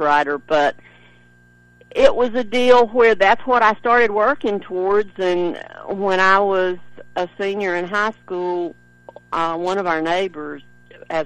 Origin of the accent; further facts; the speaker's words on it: Canton, North Carolina, United States; My dad was a machinist for 44, 45 years in the paper mill there in Canton, North Carolina